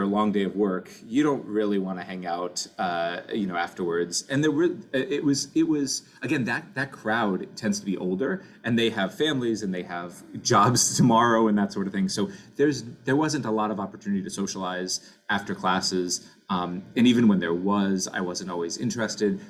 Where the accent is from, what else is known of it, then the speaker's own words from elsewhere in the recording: Orlando, Florida, United States; moved away as an adult; now in Cleveland, United States; I grew up in Orlando, Florida